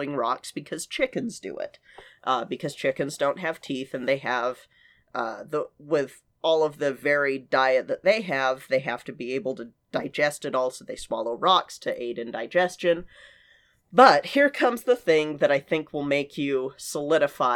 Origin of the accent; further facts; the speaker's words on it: United States; also born or lived in Utah; growing up in Colorado and Utah